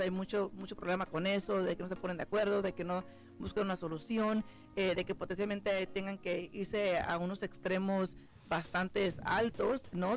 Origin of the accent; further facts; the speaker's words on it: San Jose, California, United States; moved away; Yo soy de, de, la Bahía, yo soy de San José, California